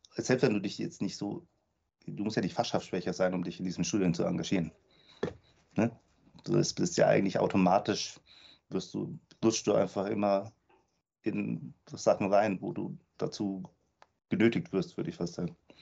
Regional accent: Munich, Bavaria, Germany; also born or lived in Lisbon; zweitschönste Stadt der Welt nach München, meine Heimatstadt

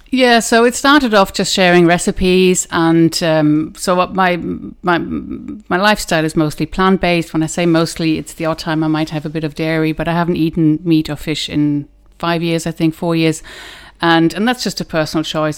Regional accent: Germany; moved away as an adult; now in Ireland; I was born in Germany grew up there in kind of between Hanover and Düsseldorf

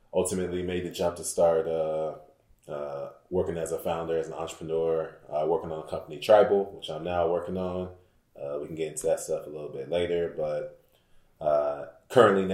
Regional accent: Houston, Texas, United States; Born and raised in Houston, both my parents straight from Nigeria

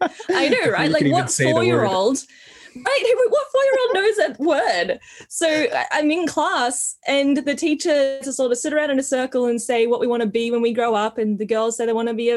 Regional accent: Australia; So I am Australian. I'm born in Australia. Also have Indigenous heritage in my family, so I am Aboriginal, cool. Very proud Wiradjuri woman.

